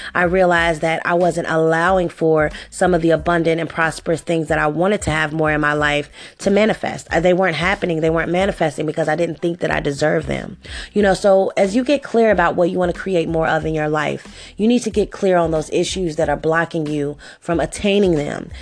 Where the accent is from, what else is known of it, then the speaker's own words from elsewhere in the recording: Cincinnati, Ohio, United States; I was born and raised here in Cincinnati, Ohio.